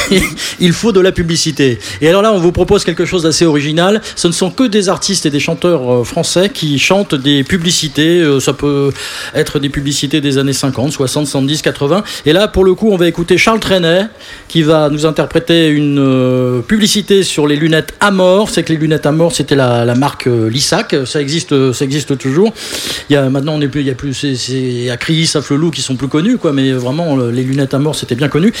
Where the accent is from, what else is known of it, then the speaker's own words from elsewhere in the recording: Boulogne-Billancourt, Île-de-France, France; Je suis né à Boulogne.